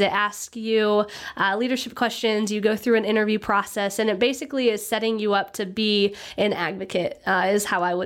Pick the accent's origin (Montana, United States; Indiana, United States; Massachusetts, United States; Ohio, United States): Indiana, United States; I grew up with my family in Benton County